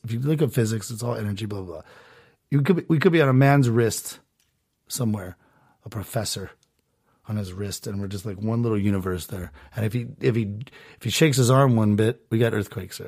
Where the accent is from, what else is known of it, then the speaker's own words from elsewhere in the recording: Southern California, United States; I was born in Southern California to two parents that actually are together still